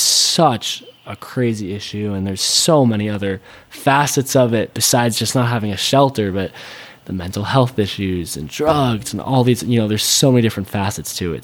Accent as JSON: {"language": "English", "area": "a suburb outside of Seattle", "region": "Washington", "country": "United States", "tie": "born or raised there", "said": "being a 15 year old and growing up in a suburb outside of Seattle"}